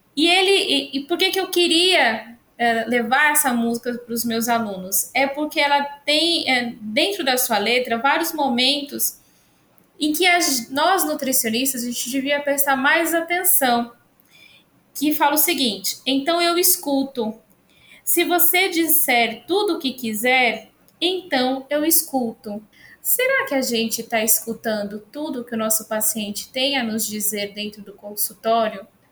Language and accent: Portuguese; São Paulo, Brazil; moved away as an adult; now in Santa Cruz, Brazil; eu sou uma paulistana com alma nordestina. Então, eu estou há 10 anos, sou de São Paulo, capital.